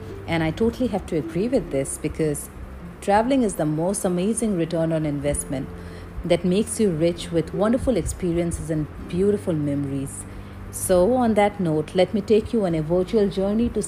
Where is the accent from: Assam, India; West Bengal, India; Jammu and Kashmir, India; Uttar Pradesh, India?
Assam, India; Guwahati; moved away as an adult; also born or lived in Nagaland; now in Delhi, India; I am a child of Assam. My hometown is Guwahati, Assam, but I currently live in Delhi.